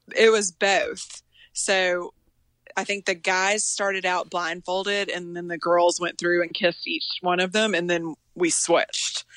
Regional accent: Tennessee, United States; moved away; also born or lived in Texas; And I lived in Texas and I was from Tennessee

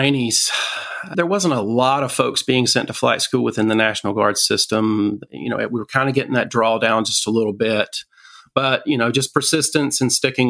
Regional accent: North Carolina, United States; moved away as an adult; also born or lived in Nellis Air Force Base, Nevada; we came back to North Carolina, where I was pretty much raised. All my childhood was spent in North Carolina

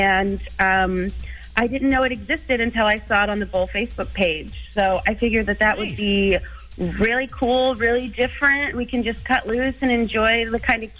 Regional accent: Tacoma, Washington, United States; I am also from Tacoma

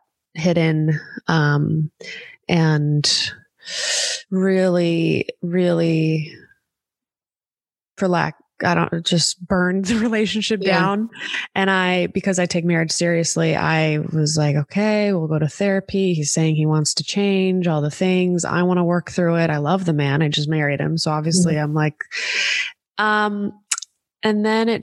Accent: Los Angeles, California, United States; I had my family here because I'm born and raised in Los Angeles

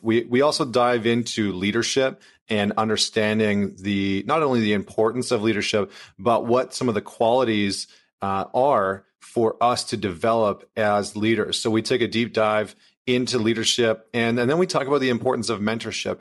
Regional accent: Canada; accent: Canadian; I'm from Canada

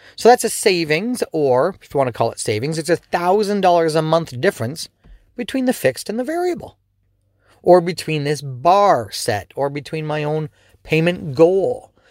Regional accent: Canada; also born or lived in Ontario; as a Canadian, especially in Ontario

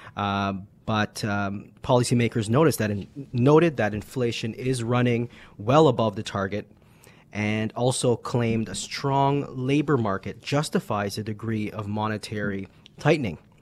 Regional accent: Canada; as Canadians

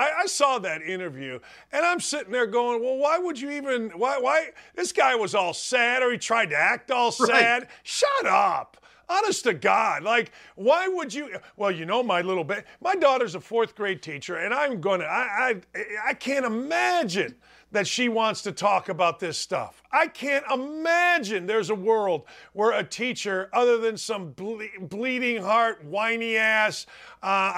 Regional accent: Northwest Indiana, United States; I grew up in Northwest Indiana

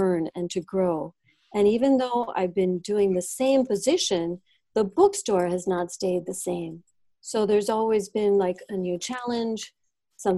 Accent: Coral Gables, Florida, United States; also born or lived in Los Angeles; I'm from Miami. I grew up in Coral Gables.

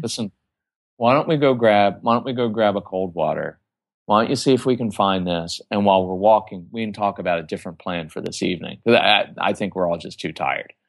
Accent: Texas, United States; we're from Texas

